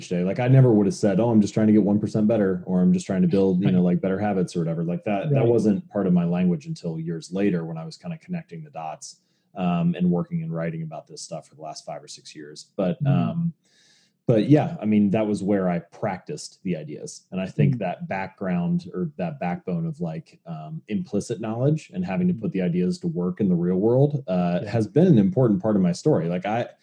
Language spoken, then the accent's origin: English; Cincinnati, Ohio, United States; I was born and raised in Cincinnati